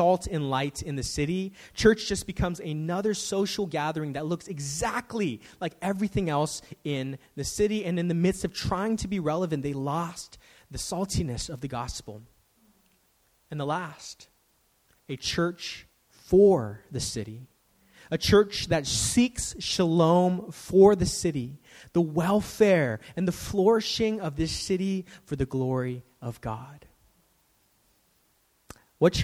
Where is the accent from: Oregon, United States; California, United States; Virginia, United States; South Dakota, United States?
California, United States; San Francisco; I'm a native. I was born here in San Francisco.